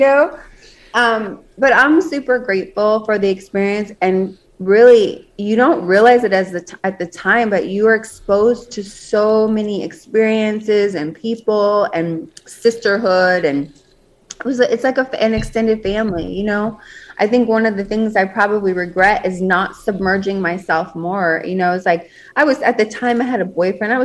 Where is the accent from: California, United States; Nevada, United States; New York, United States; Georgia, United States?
Nevada, United States; Las Vegas; I was born and raised in Las Vegas